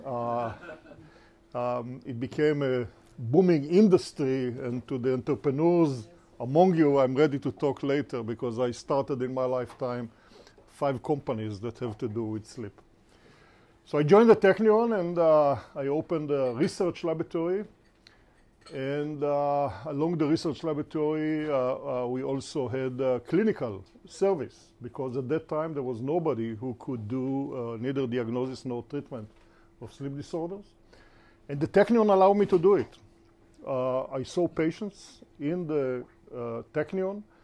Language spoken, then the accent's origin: English; Israel; also born or lived in United States; I was born in Israel. I'm fifth generation Israeli.